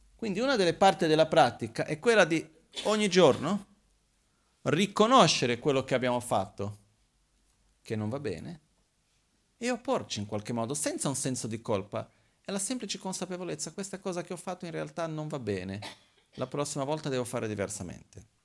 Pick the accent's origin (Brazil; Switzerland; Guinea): Brazil; now in Italy; quando ero bambino in Brasile succedeva, ogni tanto a casa di mio padre